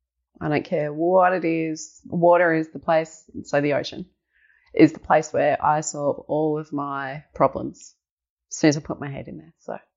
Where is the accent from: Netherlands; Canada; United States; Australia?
Australia; Geelong, Victoria; also born or lived in Melbourne; G-Town girl, born and bred, right in McKillop Street, right in the city.